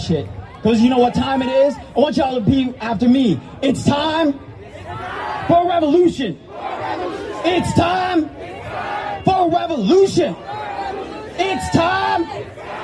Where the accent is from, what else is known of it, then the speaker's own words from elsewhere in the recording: Salt Lake City, Utah, United States; I'm from Salt Lake City, Utah.